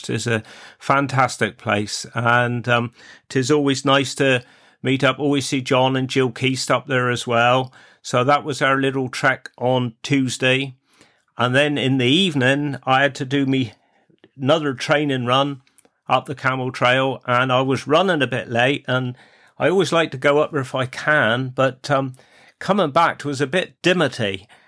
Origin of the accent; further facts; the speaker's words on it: Cornwall, South West England, United Kingdom; accent: Cornish; my Cornish accent